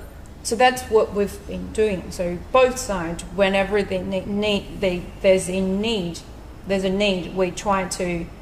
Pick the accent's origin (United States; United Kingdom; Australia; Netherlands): Australia; being a Chinese Australian, being Chinese and being Australian